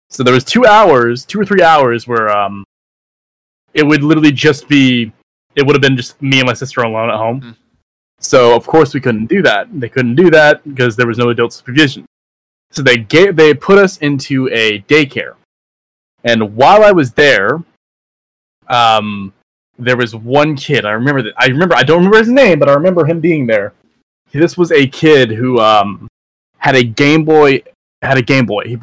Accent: Canada; I'm Canadian.

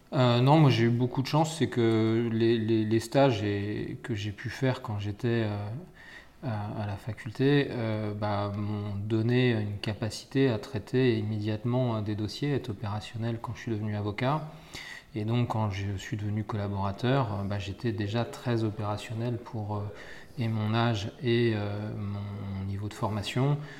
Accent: Essonne, Île-de-France, France; moi j'étais natif de l'Essonne.

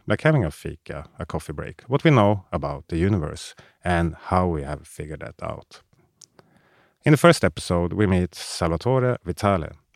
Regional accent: Sweden; Sweden is also my home country

